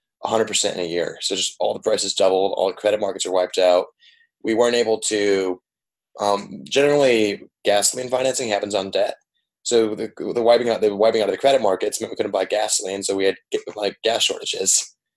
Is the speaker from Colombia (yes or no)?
no; Dominican Republic; Yeah, so I grew up in the Dominican Republic. My parents run an NGO down there.